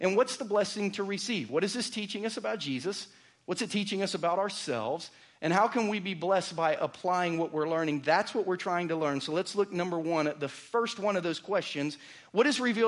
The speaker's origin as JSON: {"language": "English", "region": "Southern Ohio", "country": "United States", "tie": "born or raised there", "moved": "yes", "lives_now": "Lee's Summit, United States", "said": "my family growing up in Southern Ohio"}